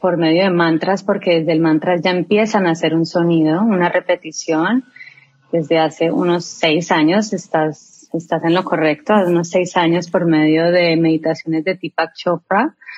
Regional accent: Colombia; now in United States; soy una colombiana

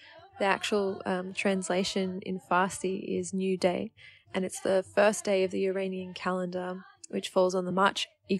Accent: Australia; also born or lived in Iran; I was born in Iran in 1991, and when I was 3 years old, my family and I came to Australia.

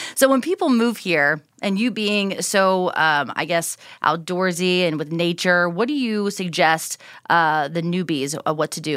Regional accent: Southern Ohio, United States; moved away as an adult; also born or lived in Minneapolis / Dallas / Houston; now in Hidden Springs, Idaho, United States; growing up in Southern Ohio, right on the border of Kentucky

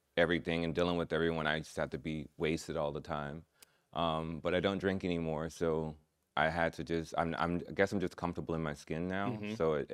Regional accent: Orlando, Florida, United States; also born or lived in Gainesville; I was born in Gainesville. Okay. I was raised in Orlando, Florida, though.

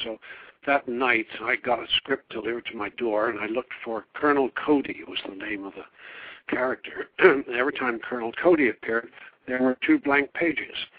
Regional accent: Devon, West Country, South West England, United Kingdom; moved away as an adult; also born or lived in Oregon / New York; coming from the West Country in Devon, I had R's. So I was able to pass as an American

